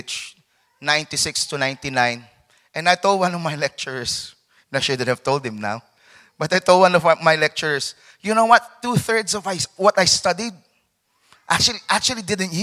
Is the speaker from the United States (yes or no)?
no; Philippines; moved away; also born or lived in London; I'm a Filipino